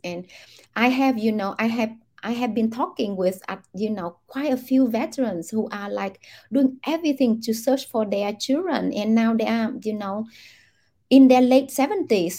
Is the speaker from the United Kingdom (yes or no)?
no; Vietnam; I grew up in Vietnam